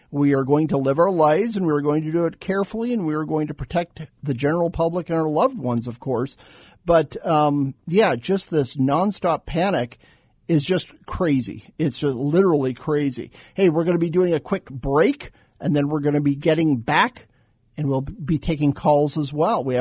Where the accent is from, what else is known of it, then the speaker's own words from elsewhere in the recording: Phoenix, Arizona, United States; also born or lived in Tucson; Arizona kid. I grew up in Phoenix, grew up in Tucson.